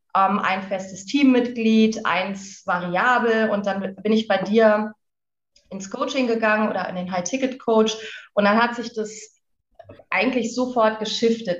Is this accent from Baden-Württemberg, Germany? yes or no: no; Lüneburg Heath, Lower Saxony, Germany; moved away as an adult; wohne in der schönen Lüneburger Heide, nachdem ich ein ziemlich aufregendes Leben geführt habe. Eigentlich immer unterwegs war, habe ich irgendwann gedacht, okay, jetzt muss ich was verändern. Bin in die Heide gezogen, meine alte Heimat